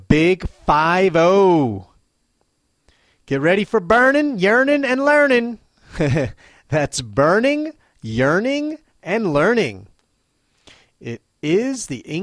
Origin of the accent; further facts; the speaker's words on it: United States; now in Matsumoto, Japan; as an American